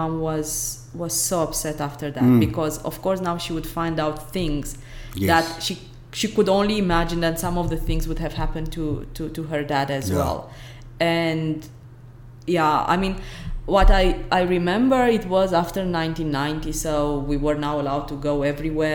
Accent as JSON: {"language": "English", "town": "Brăila", "region": "Brăila County", "country": "Romania", "tie": "born or raised there", "also_born_or_lived": "Belgium", "moved": "as an adult", "lives_now": "Stellenbosch, South Africa", "said": "In my hometown is called Brăila."}